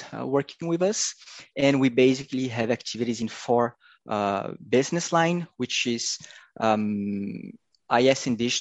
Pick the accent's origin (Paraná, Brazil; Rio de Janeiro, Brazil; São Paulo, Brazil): Paraná, Brazil; Curitiba; Curitiba, my hometown